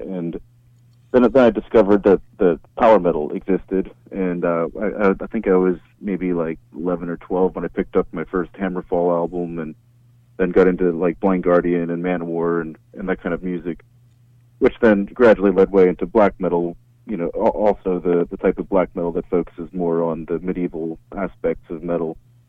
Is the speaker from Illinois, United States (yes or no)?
no; Pittsburgh, Pennsylvania, United States; moved away as an adult; now in Weirton, United States; I mean, I'm from Pittsburgh myself. I'm living in actually just west of Pittsburgh in Weirton, West Virginia.